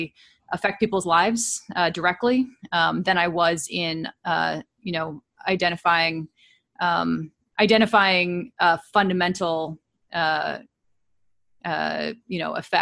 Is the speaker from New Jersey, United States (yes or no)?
yes; Princeton, New Jersey, United States; also born or lived in California; now in Cambridge, United States; I grew up in Princeton, New Jersey